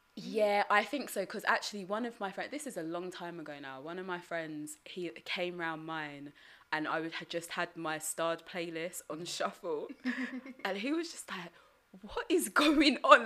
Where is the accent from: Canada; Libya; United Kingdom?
United Kingdom; my family heritage I'm Ugandan mm-hmm. but growing up in Britain